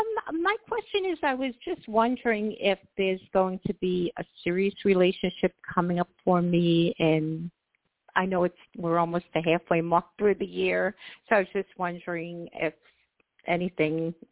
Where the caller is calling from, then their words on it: New York, United States; also born or lived in Florida; I'm calling from New York. However, I lived in Florida, so that's what the area code is.